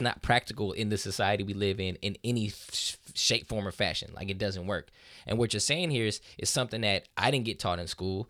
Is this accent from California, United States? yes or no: yes; Southern California, United States; I grew up in Southern California